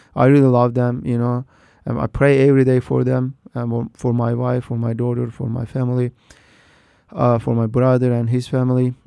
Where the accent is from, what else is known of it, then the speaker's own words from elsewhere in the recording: Turkey; moved away as an adult; now in United States; I grew up in Turkey with a you know, the very Duat Muslim family.